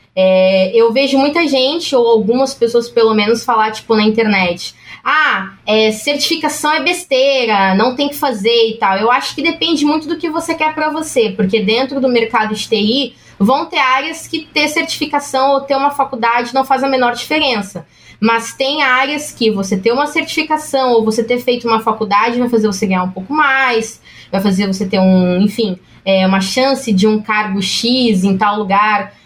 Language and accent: Portuguese; São Paulo, Brazil; eu sou da Zona Leste de São Paulo